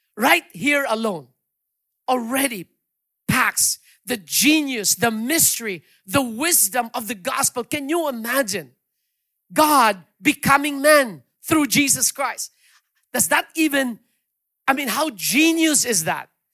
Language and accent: English; Iloilo City, Western Visayas, Philippines; moved away; I'm from Iloilo myself